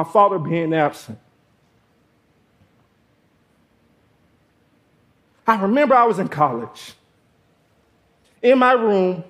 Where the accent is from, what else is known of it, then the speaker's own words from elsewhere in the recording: Georgia, United States; I grew up in Georgia without my father